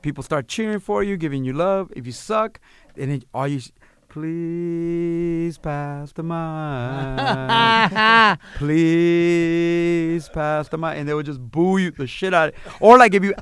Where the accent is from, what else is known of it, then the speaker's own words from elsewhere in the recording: Los Angeles, California, United States; I was born in East L.A. I grew up in mid-city L.A. on a Washington and La Brea